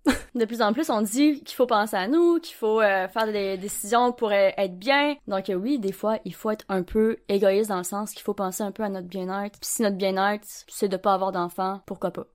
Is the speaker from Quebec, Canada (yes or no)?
yes; Gaspésie, Quebec, Canada; now in Sherbrooke, Canada; je viens de Gaspésie. En ce moment, je suis à Sherbrooke